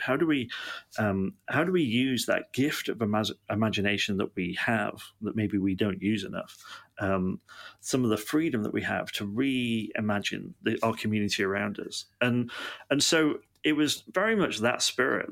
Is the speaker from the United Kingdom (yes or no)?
yes; Manchester, North West England, United Kingdom; now in Yeovil, United Kingdom; I'm um, originally from Manchester in England